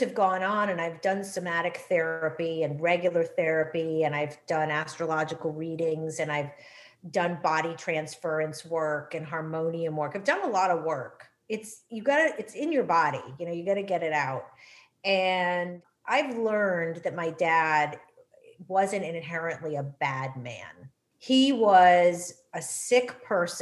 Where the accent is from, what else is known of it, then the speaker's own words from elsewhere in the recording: New England, United States; growing up in that generation and growing up in New England